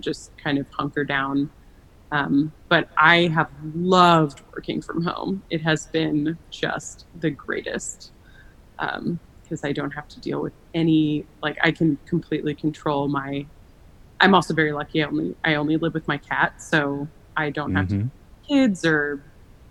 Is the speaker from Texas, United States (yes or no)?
yes; Austin, Texas, United States; moved away as an adult; also born or lived in Chicago / Los Angeles; I am from Austin, Texas, and that is where I'm based